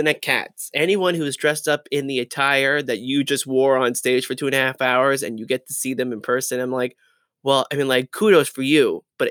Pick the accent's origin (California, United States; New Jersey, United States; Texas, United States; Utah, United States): New Jersey, United States; I'm from Jersey. I'm from New Jersey.